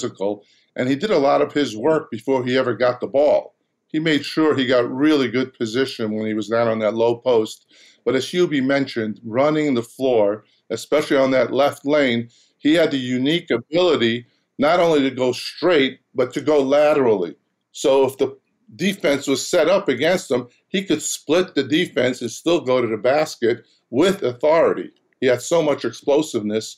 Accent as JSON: {"language": "English", "region": "New York", "country": "United States", "said": "I'm from New York, I'm from Queens"}